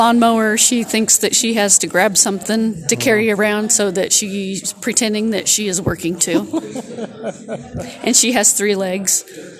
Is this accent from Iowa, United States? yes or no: yes; New Sharon, Iowa, United States; I'm from New Sharon, Iowa.